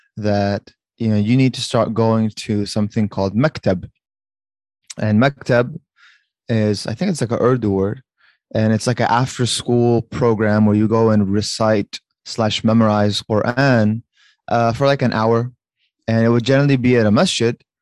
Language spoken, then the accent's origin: English; Fairfax, Virginia, United States; I was uh, born and raised in the Northern Virginia area, specifically an area called Fairfax